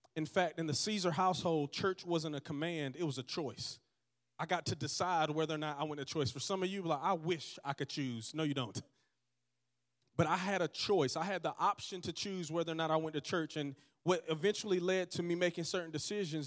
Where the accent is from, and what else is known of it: Georgetown, Georgia, United States; born or raised there; also born or lived in Dothan, Alabama